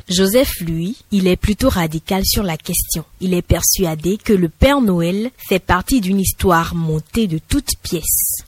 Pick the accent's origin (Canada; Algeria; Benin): Benin; chez nous au Bénin.